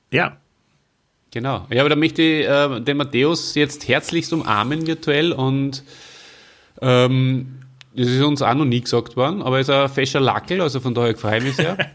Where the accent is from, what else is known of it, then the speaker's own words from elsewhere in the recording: Salzburg, Austria; Also ich, ich, bin ja groß geworden in Salzburg, äh, da war unser Hauptskigebiet eins, wo zum Beispiel so ein Zweiersessellift dabei war, in der Gorsau.